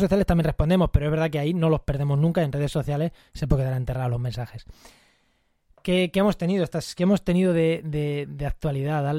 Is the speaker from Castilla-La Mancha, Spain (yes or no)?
yes; Munera, Castilla-La Mancha, Spain; mi pueblo, en Munera